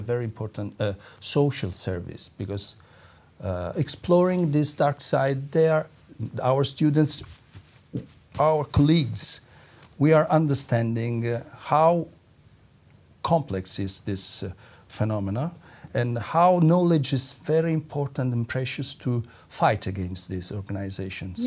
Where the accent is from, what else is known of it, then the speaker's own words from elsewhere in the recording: Naples, Campania, Italy; I'm from Napoli, as you told. Uh, I'm from uh, the south of Italy